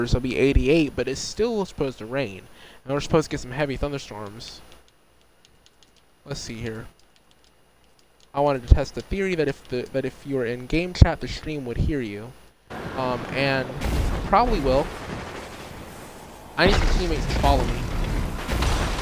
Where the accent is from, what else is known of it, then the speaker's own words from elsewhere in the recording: United States; the United States, my home country.